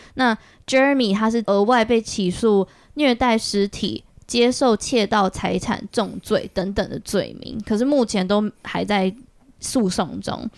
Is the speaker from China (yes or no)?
no; Taiwan; 我小时候在台湾长大的时候